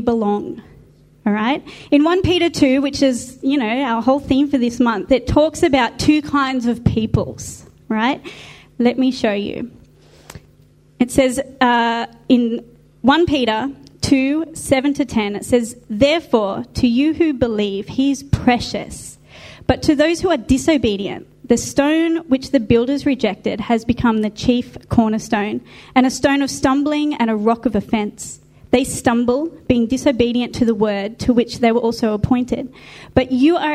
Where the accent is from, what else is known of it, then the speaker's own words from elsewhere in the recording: Australia; we're Australians. We're Aussies.